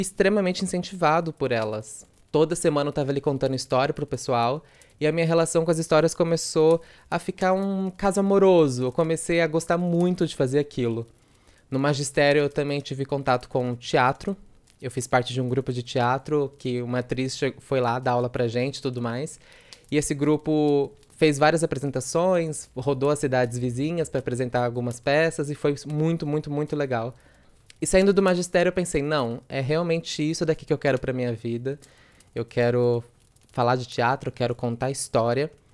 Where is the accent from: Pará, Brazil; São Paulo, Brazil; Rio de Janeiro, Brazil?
São Paulo, Brazil; interior of; accent: interior São Paulo accent with retroflex R (R puxado); sou do interior de São Paulo, interior mesmo com R puxado